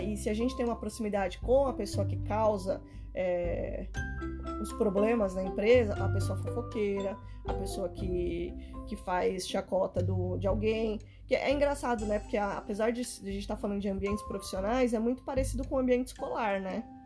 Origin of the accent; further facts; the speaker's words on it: Brazil; a gente é brasileiro